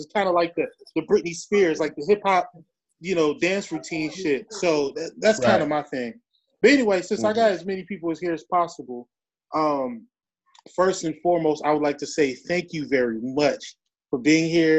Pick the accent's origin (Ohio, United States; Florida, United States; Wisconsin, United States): Wisconsin, United States; Milwaukee; now in Houston, United States; I'm from Milwaukee. You know, I'm living in Houston.